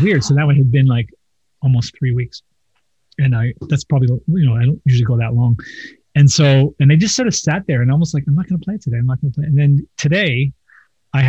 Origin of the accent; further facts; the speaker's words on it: Toronto, Ontario, Canada; I grew up in Toronto